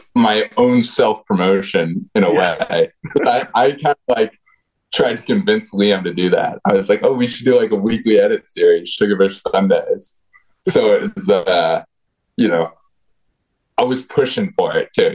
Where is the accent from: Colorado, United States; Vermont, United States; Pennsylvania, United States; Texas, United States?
Vermont, United States; rural; moved away as an adult; also born or lived in Los Angeles, California / Birmingham, Alabama; now in Boston, United States; growing up in rural Vermont